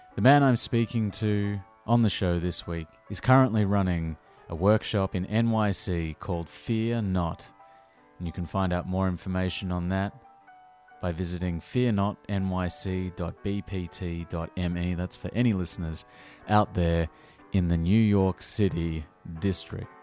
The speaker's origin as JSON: {"language": "English", "country": "Australia", "moved": "yes", "lives_now": "London, United Kingdom", "said": "I'm from Australia"}